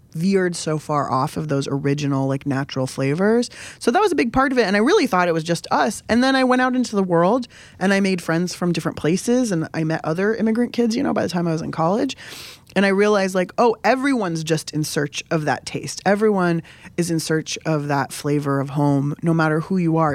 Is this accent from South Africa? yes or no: no; San Diego, California, United States; I grew up in San Diego, basically on the border with Mexico